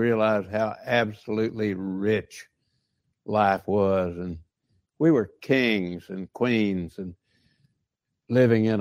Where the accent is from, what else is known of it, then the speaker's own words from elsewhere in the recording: Colorado City, Texas, United States; I was fortunate enough to be reared in this small little town.